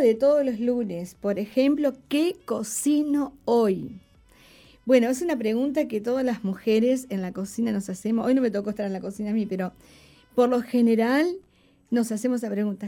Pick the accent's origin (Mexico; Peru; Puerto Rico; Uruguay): Uruguay